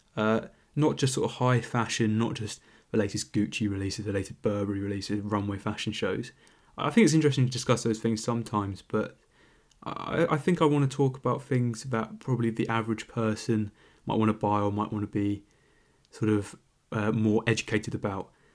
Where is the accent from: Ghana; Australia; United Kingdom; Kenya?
United Kingdom; London; I'm a Londoner